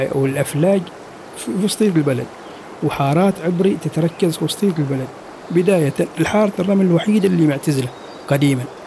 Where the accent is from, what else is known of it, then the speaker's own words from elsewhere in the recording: Oman; حياتنا كعمانيين